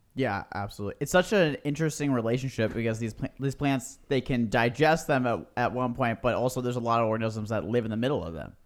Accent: Marin County, Northern California, United States; we grew up in Northern California, so that in Marin County

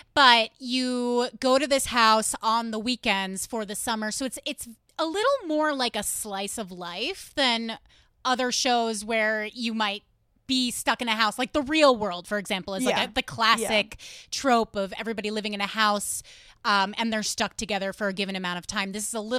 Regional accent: New York, United States; I grew up in New York State, and it's just funny, like, you never think about the fact that, like, the lives that people are living.

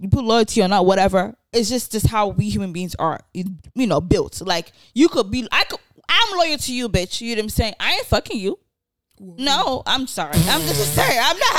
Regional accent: Nigeria; And then, you know, also being Nigerian, you see, it happens every day.

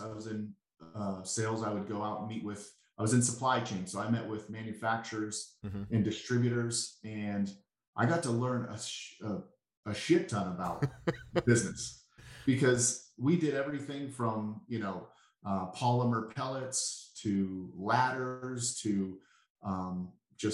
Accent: Pittsburgh, Pennsylvania, United States; accent: Pittsburghese; I'm a little kid born and raised in Pittsburgh.

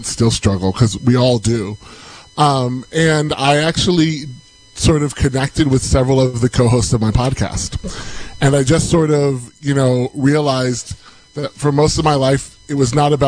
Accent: Cleveland, Ohio, United States; also born or lived in Lawrence, Kansas; I am originally from Lawrence, Kansas, and I'm biracial. My mom grew up in the inner city of Kansas City. My dad grew up on a farm. They met at a small liberal arts college. We moved to Ohio when I was 9, and I spent most of my life in the Cleveland area.

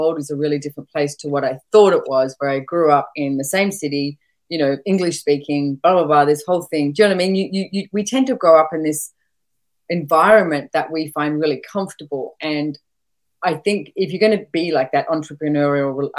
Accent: Sydney, New South Wales, Australia; moved away as an adult; I was born and bred in Sydney

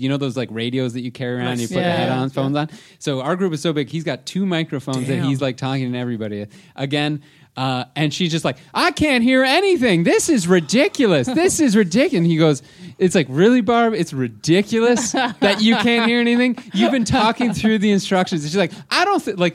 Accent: Toronto, Ontario, Canada; we're from Toronto.

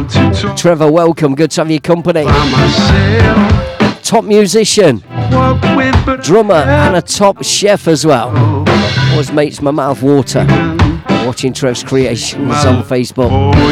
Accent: Leicester, East Midlands, United Kingdom; From my hometown, Leicester Town.

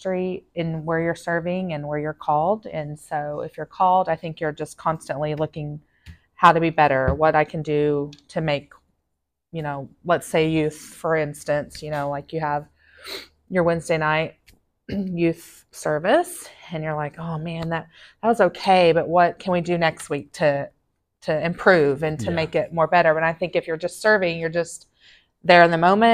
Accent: Seminole, Oklahoma, United States; moved away as an adult; also born or lived in Alaska; I was born and raised in Seminole, Oklahoma

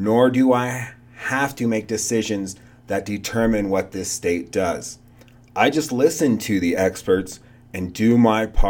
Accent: Gresham, Oregon, United States; moved away; also born or lived in New York; I'm from the suburbs of Portland, Oregon, Gresham, Oregon, definitely a suburb

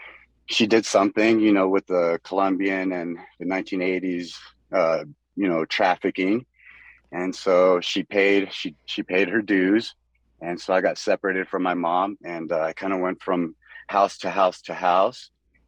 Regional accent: Soldotna, Alaska, United States; also born or lived in Miami; So I was born in Miami in Florida, and I kind of bounced around. I want to say I technically grew up in Alaska, in Soldotna.

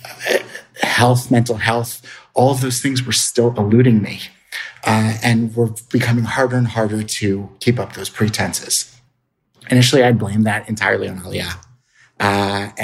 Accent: Atlantic City, New Jersey, United States; I grew up in Atlantic City, New Jersey

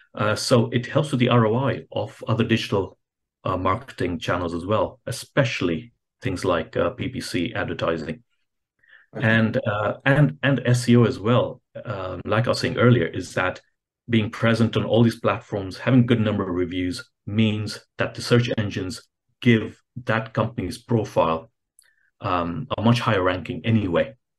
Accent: Kenya; I'm originally from Kenya

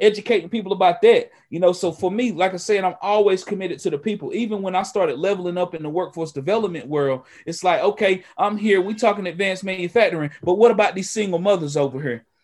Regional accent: Western North Carolina, United States; native of Western North Carolina, here in the Appalachia

